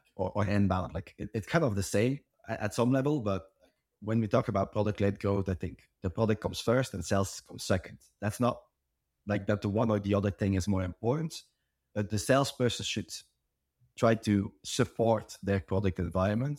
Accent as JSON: {"language": "English", "country": "Belgium", "said": "I'm from Belgium"}